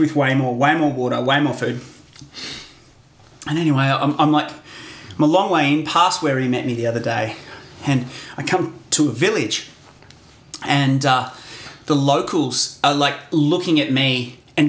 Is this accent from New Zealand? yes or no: no; Australia